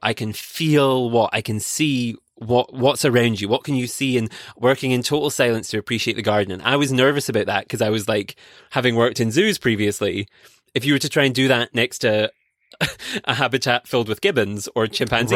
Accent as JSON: {"language": "English", "region": "Scotland", "country": "United Kingdom", "tie": "born or raised there", "said": "I grew up in Scotland"}